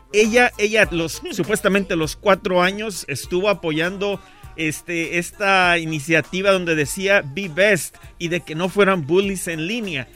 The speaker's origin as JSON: {"language": "Spanish", "country": "Guatemala", "said": "soy guatemalteco"}